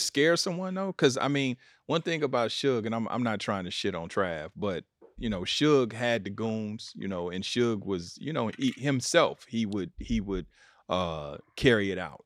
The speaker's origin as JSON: {"language": "English", "town": "Kansas City", "region": "Missouri", "country": "United States", "tie": "born or raised there"}